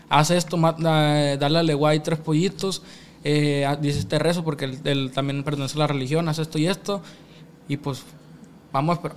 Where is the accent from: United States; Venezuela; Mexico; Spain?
United States; born there; pues yo tengo la gracia, gracias a Dios nací allá en Estados Unidos, pues voy y voy, hago la obra allá, ¿me entiendes?